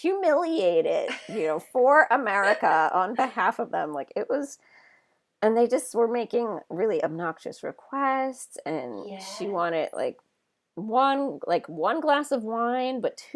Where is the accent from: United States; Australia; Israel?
United States; I'm American.